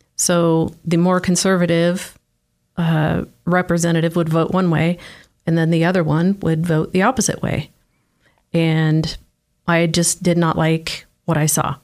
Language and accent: English; Oregon, United States; moved away as an adult; also born or lived in Salem, Oregon / Keizer, Oregon; now in Idaho, United States; born and raised in Oregon